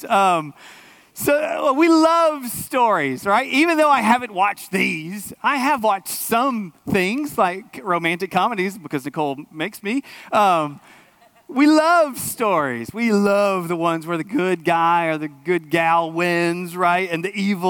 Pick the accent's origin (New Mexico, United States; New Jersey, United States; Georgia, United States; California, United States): Georgia, United States; outside of Atlanta; growing up outside of Atlanta